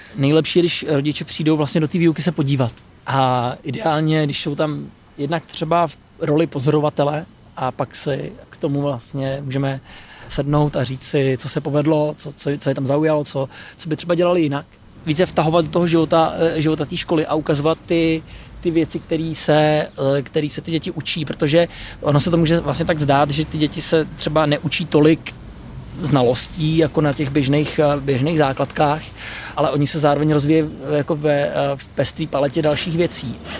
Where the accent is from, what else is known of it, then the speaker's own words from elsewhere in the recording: Poděbrady, Central Bohemian Region, Czechia; jsem z Poděbrat